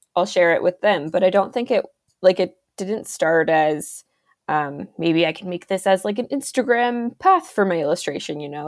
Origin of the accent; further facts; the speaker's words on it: Ontario, Canada; I am an illustrator from Ontario, Canada